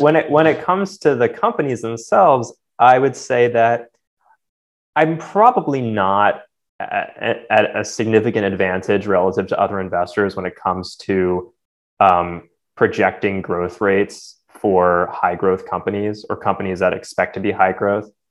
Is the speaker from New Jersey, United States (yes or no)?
yes; New Jersey, United States; I grew up in New Jersey